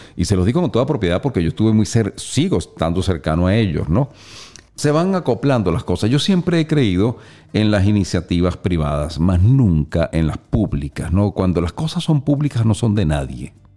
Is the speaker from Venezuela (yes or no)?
yes; Venezuela; moved away; Yo como venezolano, de pura cepa